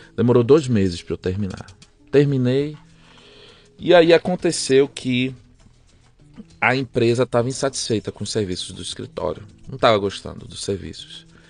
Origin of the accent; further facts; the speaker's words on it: Aracaju, Sergipe, Brazil; moved away as an adult; also born or lived in Belém, Pará / São Paulo; now in Tulsa, United States; ele foi transferido para Aracaju, Sergipe. Fiquei lá dos 5 até os 32 anos.